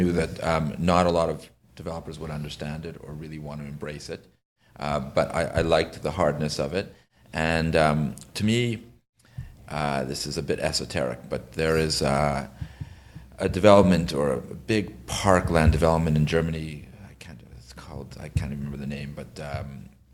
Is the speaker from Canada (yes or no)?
yes; Ottawa, Ontario, Canada; I'm from Ottawa